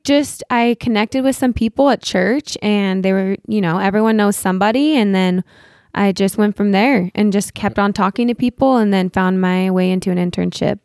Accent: Utah, United States; moved away as an adult; also born or lived in Los Angeles; I was born and raised here in Utah

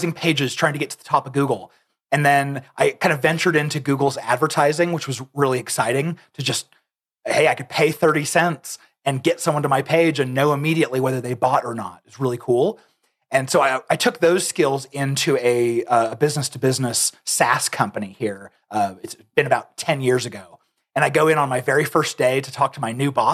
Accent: Arizona, United States; now in Lehi, United States; I'm actually originally from Arizona, but I came here about probably 18 years ago now

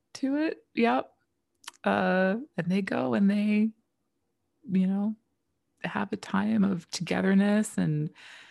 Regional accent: Chicago, Illinois, United States; me, Midwest girl. I mean, I grew up in Chicago

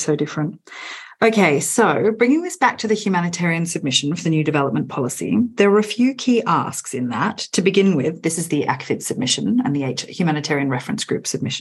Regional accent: Australia; as an Australian working in this sector

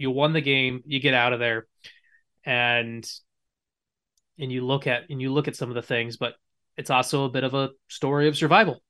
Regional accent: United States; as an American

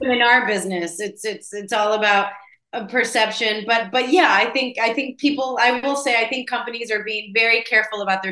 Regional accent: Chicago, Illinois, United States; first language Spanish; English is a second language; I'm from Chicago, and Spanish is my first language

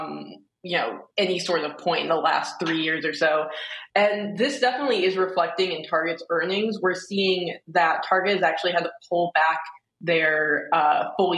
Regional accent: Detroit, Michigan, United States; I grew up in Metro Detroit

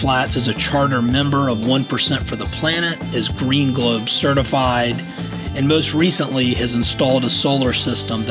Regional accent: Savannah, Georgia, United States; I grew up in Savannah, Georgia, and, grew up fishing

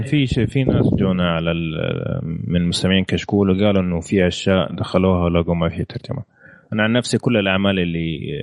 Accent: Saudi Arabia; احنا كسعوديه

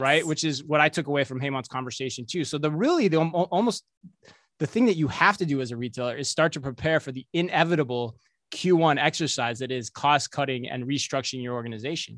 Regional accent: Minnesota, United States; we're from Minnesota

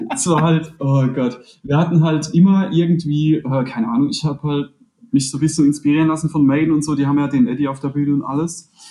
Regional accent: Rhineland-Palatinate, Germany; wir sind alle aus der Pfalz

